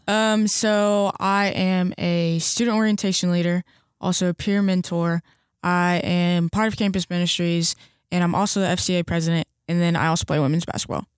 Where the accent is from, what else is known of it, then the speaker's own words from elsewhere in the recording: Hendersonville, Tennessee, United States; I'm from Hendersonville, Tennessee, which is like 20 minutes from Nashville.